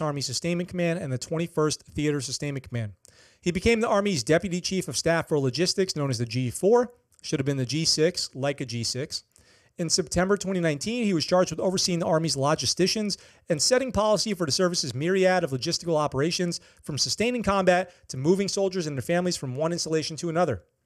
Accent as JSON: {"language": "English", "region": "Okinawa", "country": "Japan", "tie": "born or raised there", "said": "a hometown hero story from my hometown, Okinawa"}